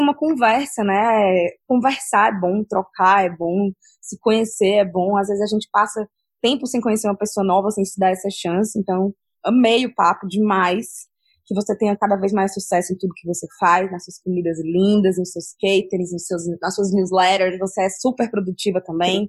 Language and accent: Portuguese; Ceará, Brazil; Eu, como cearense